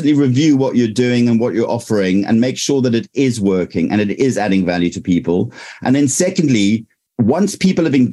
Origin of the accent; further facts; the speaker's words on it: South Africa; now in United Kingdom; I'm from South Africa. So I have a past life in South Africa, but now I'm here